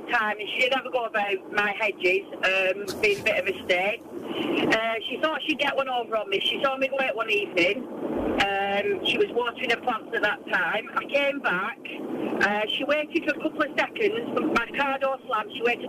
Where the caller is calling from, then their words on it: Preston, North West England, United Kingdom